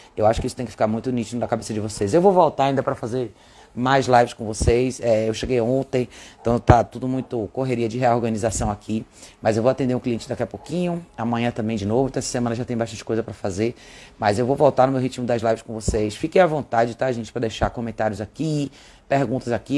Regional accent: Brazil; como brasileiros

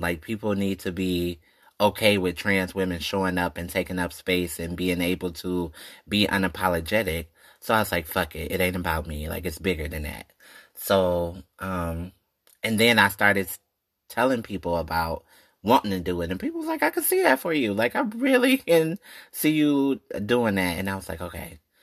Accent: Detroit, Michigan, United States; I'm from Detroit, born and raised

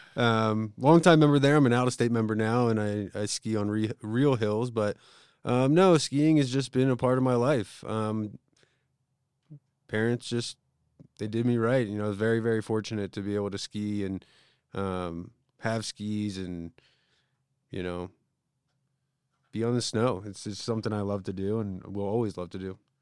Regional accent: Conshohocken, Pennsylvania, United States; moved away; I'm from the East Coast

